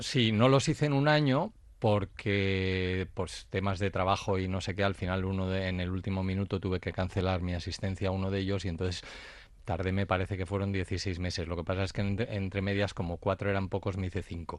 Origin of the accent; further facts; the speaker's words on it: Spain; yo soy el primer español